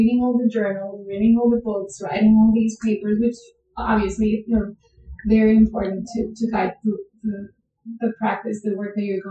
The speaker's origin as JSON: {"language": "English", "country": "Colombia", "tie": "born or raised there", "moved": "as an adult", "lives_now": "United States", "said": "I was born and raised in Colombia. And then I came to the United States to pursue my degree in my master's degree"}